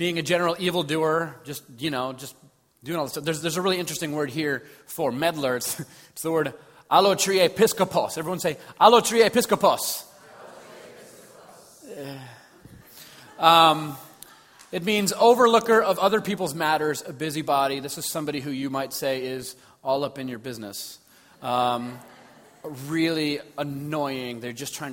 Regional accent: Los Angeles, California, United States; I grew up in in Los Angeles at a very sort of conservative Baptist church

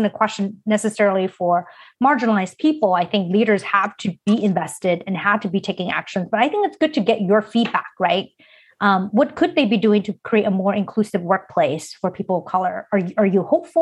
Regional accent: United States; growing up in America as an Asian American

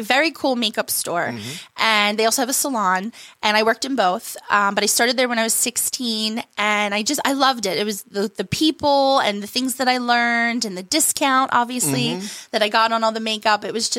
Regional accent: West Berlin, New Jersey, United States; I was born and raised in South Jersey. I grew up in West Berlin with my parents, Betty and Joe, and my two younger brothers, Kyle and Dominic.

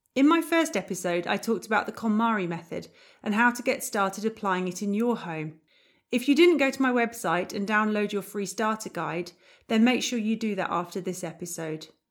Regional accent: United Kingdom; moved away as an adult; now in Germany; As a Brit

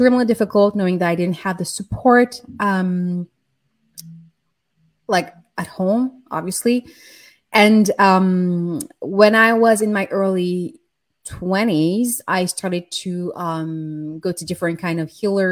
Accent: France; I grew up in France in the 80s, in a very chaotic and abusive environment

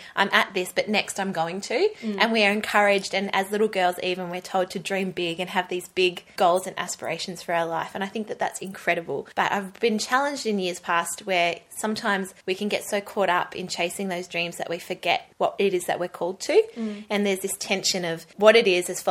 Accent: Gold Coast, Queensland, Australia; moved away as an adult; now in Perth, Australia; I grew up on the Gold Coast. We moved here when I was 3 years old

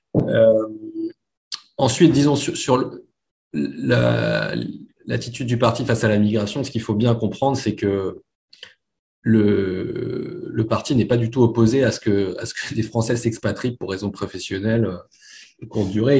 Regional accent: Paris, Île-de-France, France; moved away as an adult; also born or lived in United States / Hong Kong; now in London, United Kingdom; je suis originaire de Paris

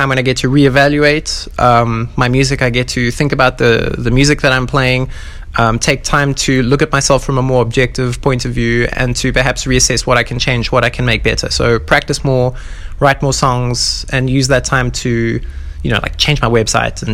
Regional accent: South Africa; I'm from Africa

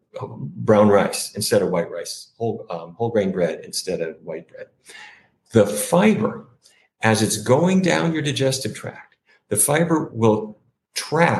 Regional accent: Fargo, North Dakota, United States; When I was growing up in Fargo, North Dakota

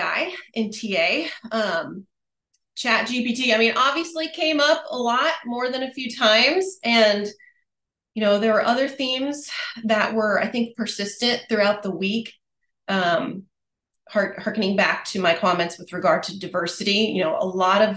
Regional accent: San Diego, California, United States; my hometown, San Diego, America's finest city

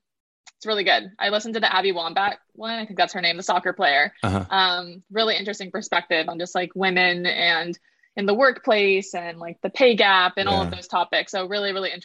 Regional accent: Los Angeles, California, United States; I'm from Los Angeles, born and raised. I still live in LA now.

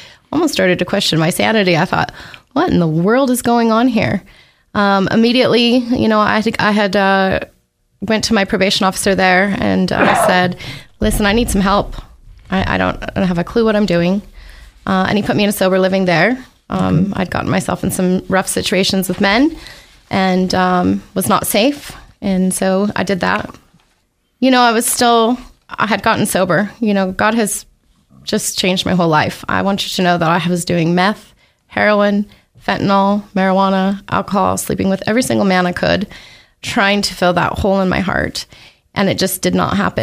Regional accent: Post Falls, Idaho, United States; moved away as an adult; now in Boise, United States; I'm originally from Post Falls, Idaho, born and raised, born in a little trailer park there.

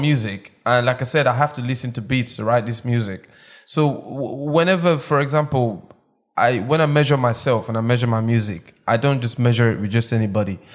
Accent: Nigeria; also born or lived in Malaysia; now in United Kingdom; I'm from Nigeria, but I don't live in Nigeria. But I live in the UK

